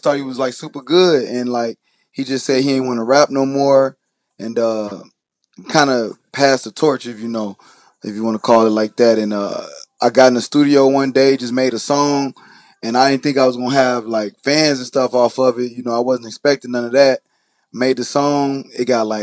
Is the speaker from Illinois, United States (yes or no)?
yes; Chicago, Illinois, United States; also born or lived in Carbondale, Illinois; I'm from Chicago.